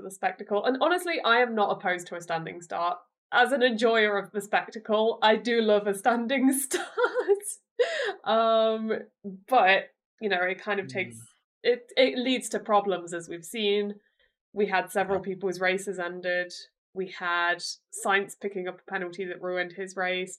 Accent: United Kingdom; as a British person

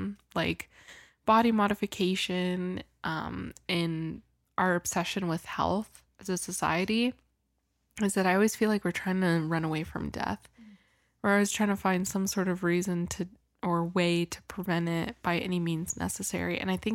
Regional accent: Washington, United States; I was born in Washington, so I love the ocean.

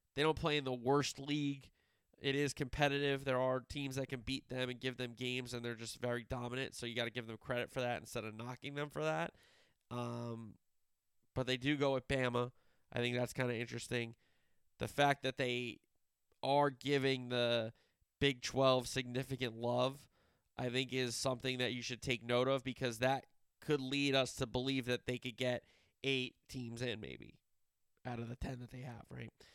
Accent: United States; I'm just an American

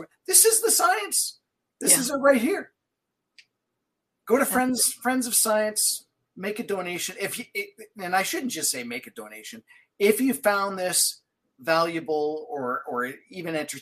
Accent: Manitoba, Canada; now in Alberta, Canada; I'm from Manitoba originally. I've been out here since 96. So basically I'm definitely an Albertan by now

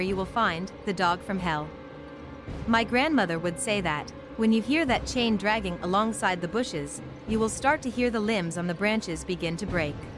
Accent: North Carolina, United States; My grandmother house sits on a hill, surrounded by acres and acres of farmland. The landscape was like a roller coaster, up and down, up and down with curved roads, in a small town in North Carolina

